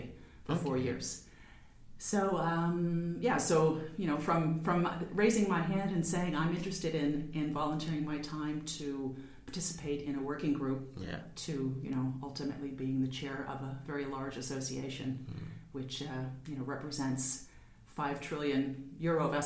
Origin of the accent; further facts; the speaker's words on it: United States; moved away as an adult; also born or lived in Boston; now in Luxembourg; I'm an American, and I was working as an auditor in Boston